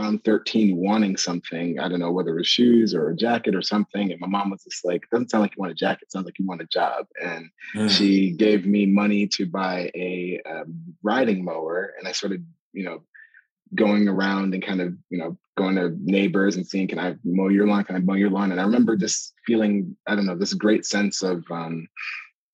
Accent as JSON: {"language": "English", "town": "Ithaca", "region": "New York", "country": "United States", "tie": "born or raised there", "also_born_or_lived": "Canada / Ghana (family)", "said": "So I was born in Canada. When we came to the US, we came to Ithaca, New York."}